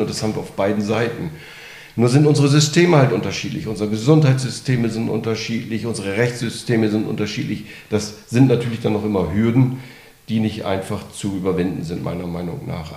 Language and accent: German; North Sea coast, Germany; also born or lived in Aachen / Berlin; now in Bad Säckingen, Germany; ich bin an der Nordsee groß geworden